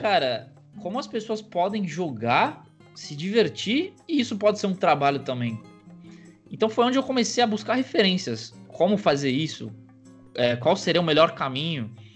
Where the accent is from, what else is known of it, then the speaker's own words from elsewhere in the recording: São Caetano do Sul, São Paulo, Brazil; also born or lived in United States; eu nasci em São Caetano do Sul, ABC Paulista aqui